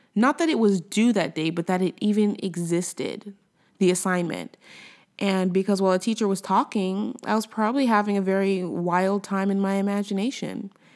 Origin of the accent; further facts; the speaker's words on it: United States; moved away as an adult; also born or lived in Los Angeles, United States; now in Quebec, Canada; I'm American, you know, I'm an American, but I live in Canada